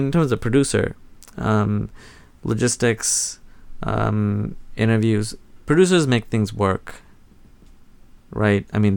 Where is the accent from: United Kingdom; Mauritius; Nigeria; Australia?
Mauritius; moved away as an adult; now in Portland, United States; I grew up in Mauritius